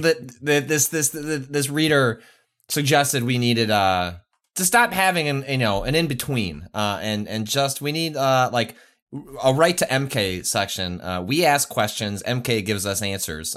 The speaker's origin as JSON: {"language": "English", "town": "Chicago", "region": "Illinois", "country": "United States", "also_born_or_lived": "San Francisco / Los Angeles", "moved": "as an adult", "said": "I'm from Chicago"}